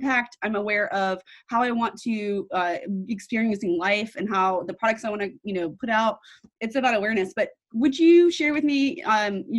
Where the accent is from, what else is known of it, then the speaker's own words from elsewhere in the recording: New York, United States; I'm from New York